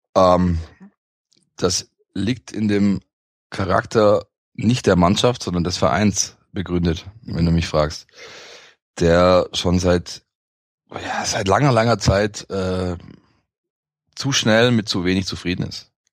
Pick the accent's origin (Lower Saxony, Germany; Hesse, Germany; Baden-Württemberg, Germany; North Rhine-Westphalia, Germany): Baden-Württemberg, Germany; Vaihingen an der Enz; also born or lived in Stuttgart; bin hier geboren, bin in der Stadt geboren im Osten. Ähm, bin dann äh, ein Großteil meiner Jugend und ja meines frühen Erwachsenen-Daseins äh, im Speckgürtel aufgewachsen, in Feigen an der Enz